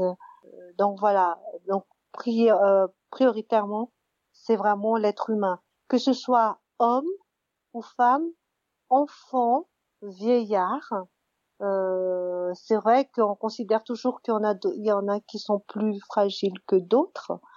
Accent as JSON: {"language": "French", "country": "Madagascar", "tie": "born or raised there", "said": "j'ai grandi à Madagascar"}